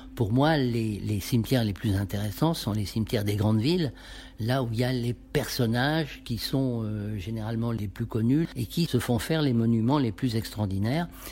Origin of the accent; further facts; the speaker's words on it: Paris, Île-de-France, France; je suis parisien d'abord